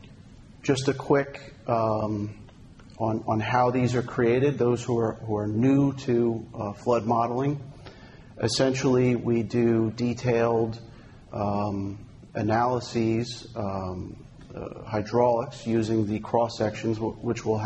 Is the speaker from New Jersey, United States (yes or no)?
yes; New Jersey, United States; New Jersey, my home state.